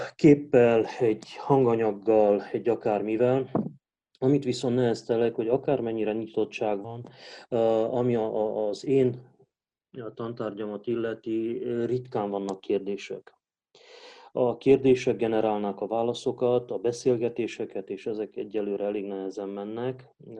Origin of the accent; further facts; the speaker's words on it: Hunedoara, Hunedoara County, Romania; majdnem 95%-ában román közösségben nőttem fel Vajdahunyadon.